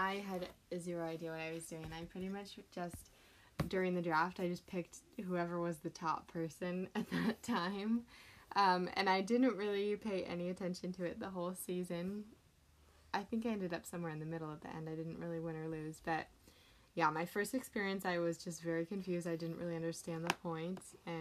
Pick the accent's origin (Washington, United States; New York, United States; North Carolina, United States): Washington, United States; Seattle; now in La Mirada, United States; I am originally from Seattle, Washington, and now I live in La Mirada, California